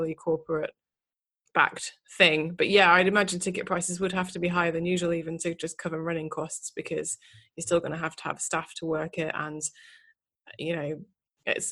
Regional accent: Manchester, North West England, United Kingdom; I grew up in Manchester going to club nights where he was the main DJ

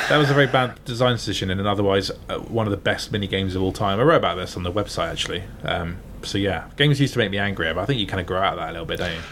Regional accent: Gosport, South East England, United Kingdom; now in Bath, United Kingdom; my hometown, uh, Gosport near Portsmouth

